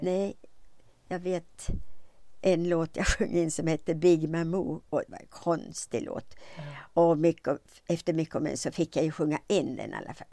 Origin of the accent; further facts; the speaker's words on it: Eskilstuna, Södermanland, Sweden; also born or lived in Stockholm; jag är född i Eskilstuna